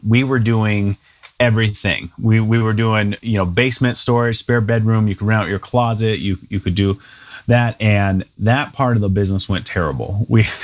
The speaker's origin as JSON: {"language": "English", "town": "Memphis", "region": "Tennessee", "country": "United States", "tie": "born or raised there", "also_born_or_lived": "Germantown, Tennessee / Knoxville, Tennessee / Chattanooga, Tennessee", "moved": "as an adult", "lives_now": "Fort Collins, United States", "said": "I'm originally from Tennessee. Grew up in Memphis, went to school in Knoxville"}